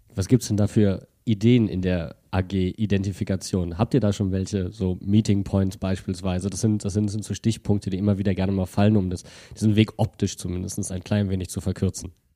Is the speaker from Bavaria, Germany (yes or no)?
no; Wuppertal, North Rhine-Westphalia, Germany; als gebürtiger Wuppertaler